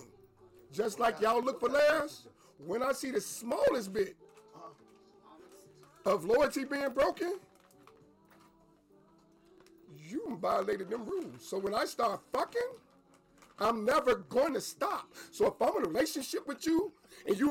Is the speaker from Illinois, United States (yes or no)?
yes; Harvey, Illinois, United States; I'm from Harvey.